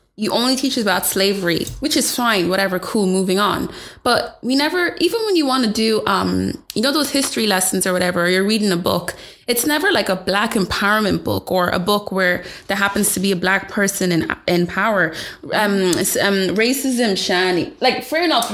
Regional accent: Ireland; I would just say Ireland.

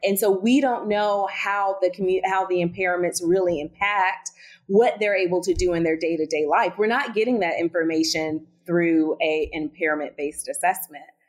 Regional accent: Southern, United States; accent: Southern; my Southern accent

